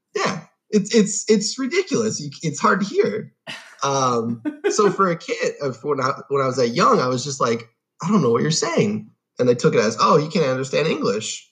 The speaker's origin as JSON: {"language": "English", "area": "Long Island", "region": "New York", "country": "United States", "tie": "born or raised there", "also_born_or_lived": "Guelph, Ontario, Canada", "said": "I was born in Guelph, Ontario, uh, and I moved to the United States when I was about seven um, my dad got a new job in Long Island"}